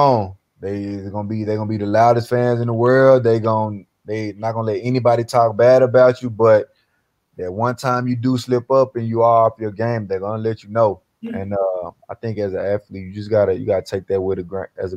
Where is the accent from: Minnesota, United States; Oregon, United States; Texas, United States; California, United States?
Texas, United States; Dallas; now in Philadelphia, United States; me being from the South, born and raised in Dallas, Texas